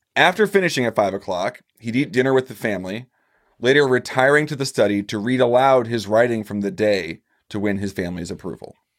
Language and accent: English; Missouri, United States; I'm from Missouri.